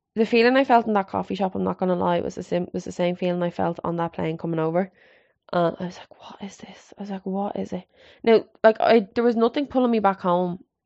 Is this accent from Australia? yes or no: no; Ireland; also born or lived in Canada; I always said I'd love to set up base back in Ireland